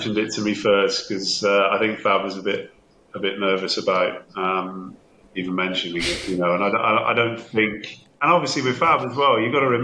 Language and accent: English; Bristol, South West England, United Kingdom; moved away as an adult; now in Newcastle, United Kingdom; I'm not from Newcastle, as you can tell. I'm from Bristol. I moved up to Newcastle as a student way back in 1989